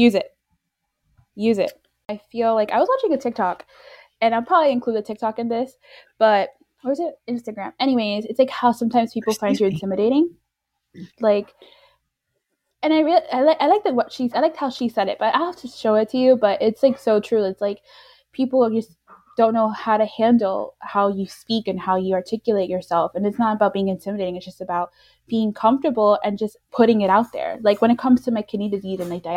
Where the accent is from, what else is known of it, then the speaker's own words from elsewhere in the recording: New York, United States; now in Florida, United States; we both reside in Florida. I was born and raised in New York